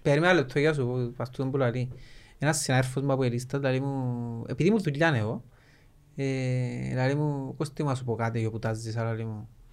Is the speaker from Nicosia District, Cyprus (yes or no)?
yes; Lakatamia, Nicosia District, Cyprus; είμαστε που τη Λευκοσία και λαλούμε είμαστε που τη Λακατάμια